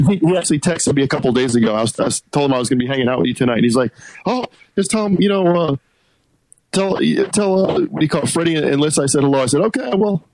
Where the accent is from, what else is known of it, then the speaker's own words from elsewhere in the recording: Bristol, Connecticut, United States; moved away as an adult; now in Austin, United States; I grew up in Connecticut, and I moved to Austin in nine the end of '91.